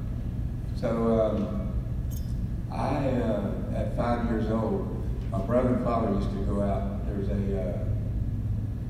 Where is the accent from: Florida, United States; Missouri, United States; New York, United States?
Florida, United States; Tampa; I was born and raised here in Tampa, Florida, 59 years ago, 1959